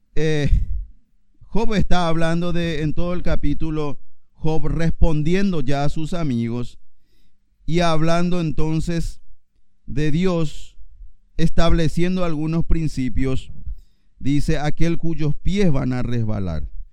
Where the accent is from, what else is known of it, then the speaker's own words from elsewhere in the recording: Paraguay; Yo soy paraguayo y estoy acá.